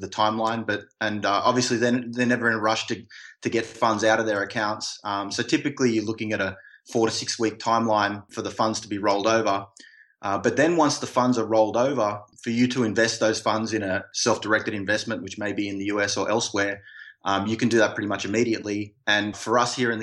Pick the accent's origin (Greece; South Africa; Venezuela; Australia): Australia; now in United States; that's my home country and I've got some people back there